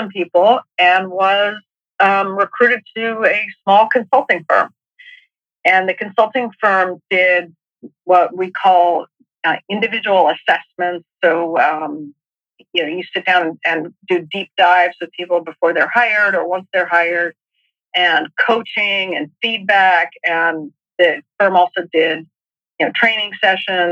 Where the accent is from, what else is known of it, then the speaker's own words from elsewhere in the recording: New Mexico, United States; moved away as an adult; also born or lived in Massachusetts; I grew up in New Mexico, and came east.